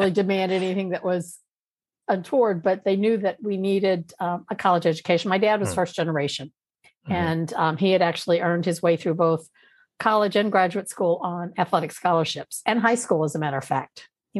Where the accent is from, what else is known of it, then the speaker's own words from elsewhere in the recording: Louisiana, United States; also born or lived in Washington, D.C. area; And I actually had met her because we're from Louisiana, and then we moved up to outside DC area.